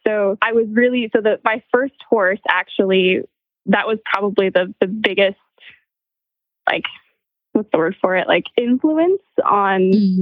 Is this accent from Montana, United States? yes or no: yes; Montana, United States; I grew up in Montana